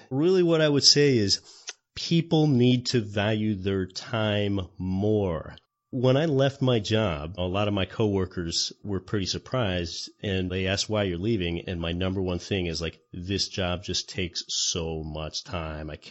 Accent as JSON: {"language": "English", "town": "Anchorage", "region": "Alaska", "country": "United States", "tie": "born or raised there", "said": "It's called Denali. It's over 20,000 feet tall and it's right here in my home state of Alaska and I can even see it from my home city of Anchorage"}